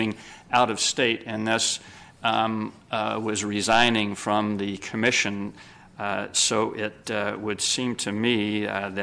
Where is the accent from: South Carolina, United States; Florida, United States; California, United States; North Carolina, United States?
California, United States; Sacramento; also born or lived in Los Angeles; I was born and raised in Sacramento.